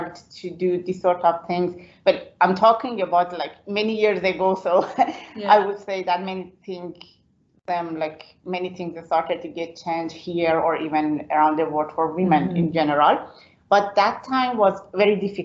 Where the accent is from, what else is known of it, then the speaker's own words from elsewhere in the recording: Iran; English is a second language; moved away as an adult; now in Belfast, United Kingdom; So I was born in Iran